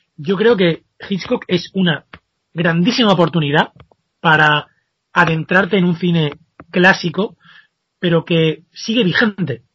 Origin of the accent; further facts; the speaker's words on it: Spain; como españoles nos podemos sentir eh, muy orgullosos